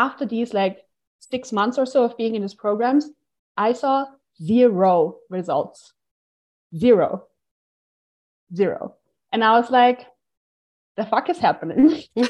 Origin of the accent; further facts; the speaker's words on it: Austria; moved away; I'm from Austria. And now I'm basically like hopping from country to country. I'm currently in Bulgaria at the Digital Nomad Festival.